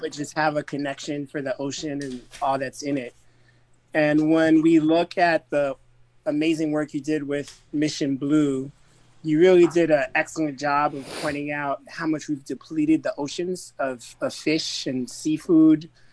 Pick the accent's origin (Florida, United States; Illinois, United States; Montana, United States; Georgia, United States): Florida, United States; growing up in Florida and spending my summers in the Caribbean and Haiti in particular